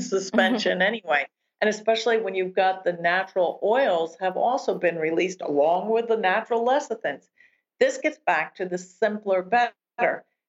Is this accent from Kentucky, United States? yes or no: no; New Jersey, United States; I grew up in New Jersey